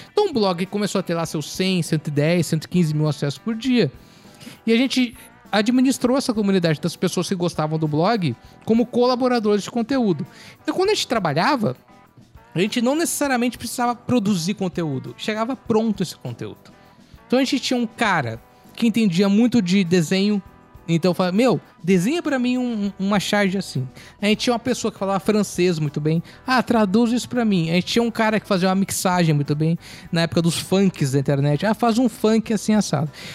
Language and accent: Portuguese; Porto Alegre, Rio Grande do Sul, Brazil; moved away; also born or lived in Cuiabá; Sou, eu sou de Porto Alegre. A gente veio em 96 para Cuiabá, minha família